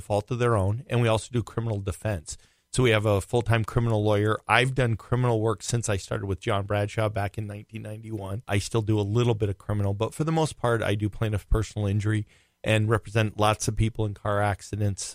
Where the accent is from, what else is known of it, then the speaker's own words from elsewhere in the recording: Rhode Island, United States; now in Minnesota, United States; I grew up in Rhode Island, and I'm a diehard Red Sox fan, no matter what. And then I moved to Minnesota in 1982